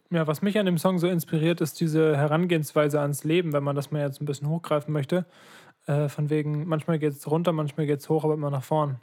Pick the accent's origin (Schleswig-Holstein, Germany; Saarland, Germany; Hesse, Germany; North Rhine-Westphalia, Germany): Schleswig-Holstein, Germany; Ratekau; also born or lived in Lübeck; unsere berühmte Kirche in Radekau